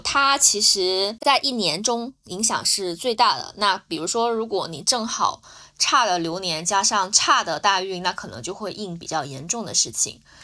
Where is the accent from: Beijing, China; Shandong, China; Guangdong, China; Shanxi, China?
Guangdong, China; 我是潮汕人